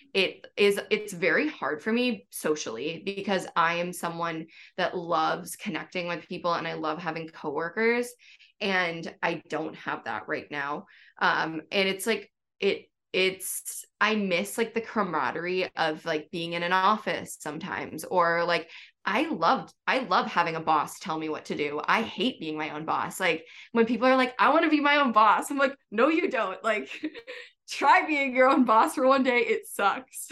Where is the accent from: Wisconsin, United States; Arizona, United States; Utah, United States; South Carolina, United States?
Wisconsin, United States; moved away as an adult; now in New York City, United States; I'm from Wisconsin